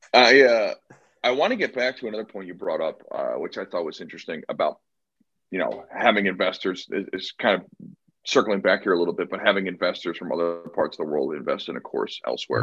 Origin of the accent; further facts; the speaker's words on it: Connecticut, United States; now in San Diego, United States; I moved from Connecticut uh, Kevin and I grew up together